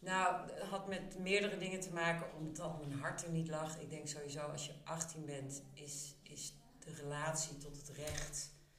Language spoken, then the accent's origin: Dutch; Amsterdam, North Holland, Netherlands; En ik ben in Amsterdam opgegroeid, rond de Nieuwmarktbuurt